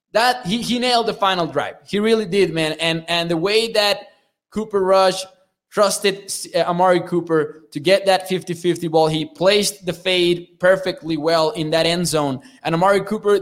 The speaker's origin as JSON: {"language": "English", "region": "Chihuahua", "country": "Mexico", "said": "I'm from Chihuahua"}